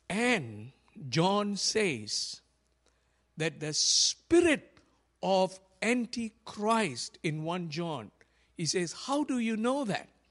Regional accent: Malaysia; when I was growing up in Malaysia

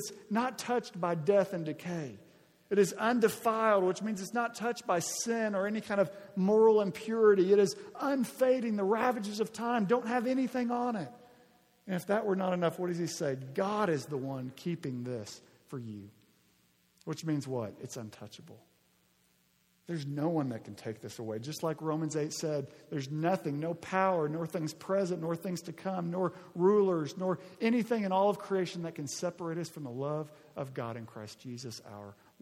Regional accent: Arkansas, United States; moved away; When I was in eighth and ninth grade, growing up in Arkansas

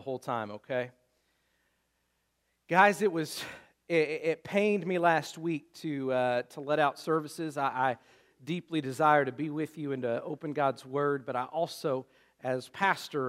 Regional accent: Luther, United States; it's literally probably 100 yards from his front door to mine, just across the street, right there in Luther

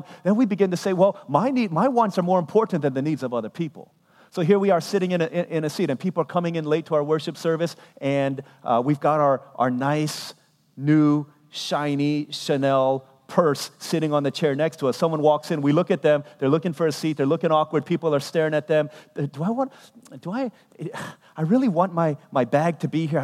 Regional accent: United States; I'm a ethnically Korean, but I was born here in America

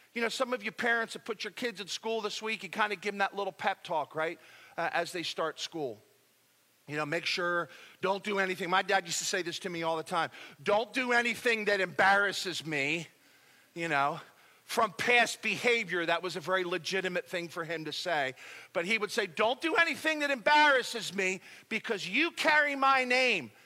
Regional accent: United States; we're from the United States of America

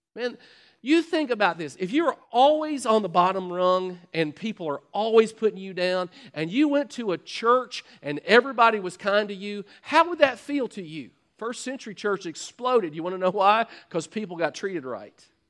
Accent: Kentucky, United States; I'm from Kentucky. We're outhousing corn cob people.

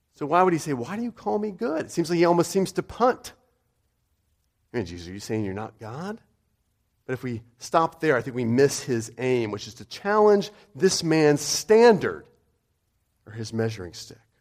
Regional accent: United States; I'm American

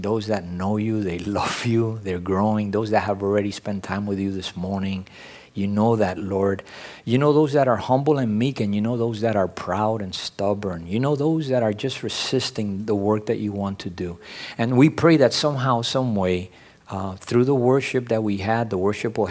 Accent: New York City, New York, United States; English is a second language; I grew up in New York City, and you know, I'm a city kid

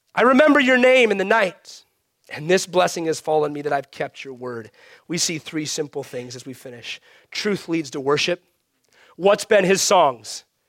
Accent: United States; as American Christians

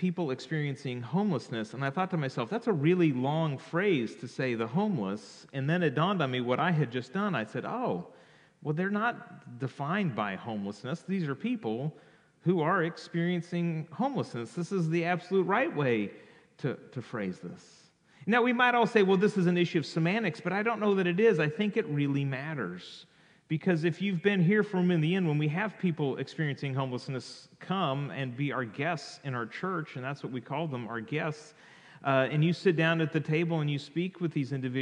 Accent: California, United States; I grew up in California

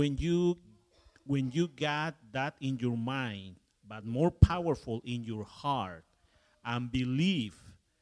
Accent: Mexico; moved away; My background, of course, is I am from Mexico, but my background is as an English. My grandfather coming to Mexico from England.

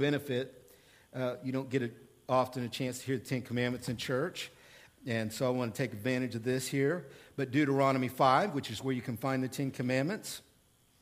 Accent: Oklahoma, United States; now in Central Illinois, United States; I am from Oklahoma

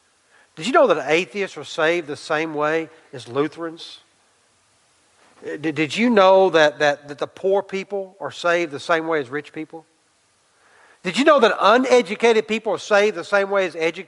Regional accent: Irving, Texas, United States; I went to Irving High School

